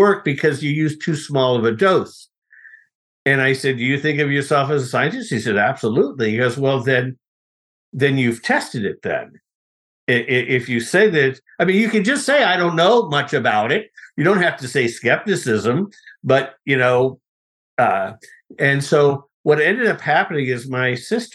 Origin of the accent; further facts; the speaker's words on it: Los Angeles, California, United States; Well, I grew up in Los Angeles. I was born in a hospital that doesn't exist anymore in Hollywood.